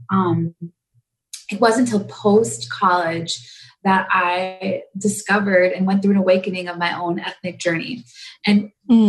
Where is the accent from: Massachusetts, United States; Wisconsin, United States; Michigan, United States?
Wisconsin, United States; a small town in; also born or lived in India; I actually was born in India and um, just a small village north of Delhi. Um, and I lived in an orphanage my first year of my life and then was adopted into the United States. And I grew up in the Midwest, um, a small town in Wisconsin.